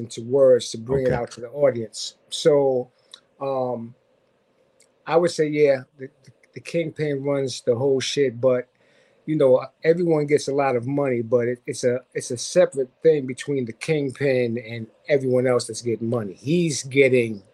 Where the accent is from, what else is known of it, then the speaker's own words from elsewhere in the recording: New York City, New York, United States; also born or lived in Haiti / Boston; I'm from Southside Jamaica, Queens. I actually was born in Haiti, and right before high school, we moved to New York. First we lived in Boston, then we moved to New York right before high school